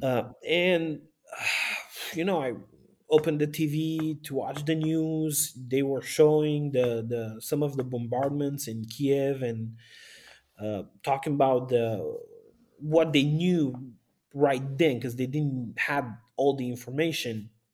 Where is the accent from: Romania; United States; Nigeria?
Romania; Sighetu Marmației, Maramureș County; also born or lived in Bucharest; now in Baia Mare, Romania; I am from Romania, the north part of Romania. I was born in Sigetu Marmației, which is at the border